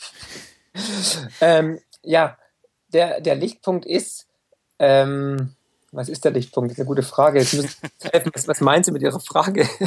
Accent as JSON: {"language": "German", "region": "Swabia", "country": "Germany", "said": "ich bin Schwabe, ich, ich komme aus dem Land der Häuslebauer"}